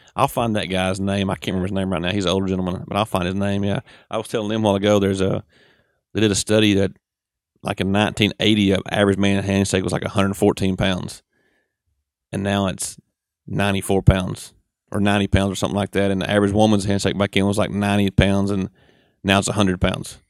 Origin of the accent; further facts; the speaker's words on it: United States; accent: Southern; We're from Saint Charles Ethel down through there